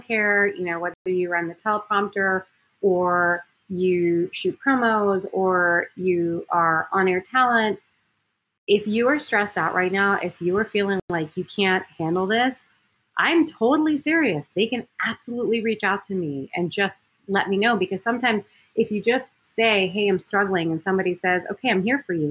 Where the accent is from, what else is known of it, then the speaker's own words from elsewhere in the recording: Miami, Florida, United States; moved away as an adult; also born or lived in Eau Claire, Wisconsin / Green Bay, Wisconsin; I was from Miami, Florida